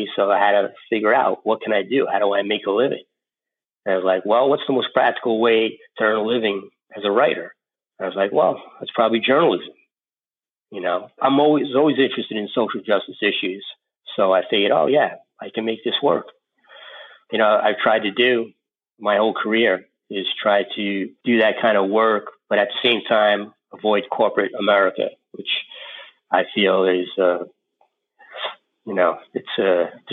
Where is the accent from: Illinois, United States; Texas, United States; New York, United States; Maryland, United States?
New York, United States; New York City; I grew up in East New York, Brooklyn, in the late 70s.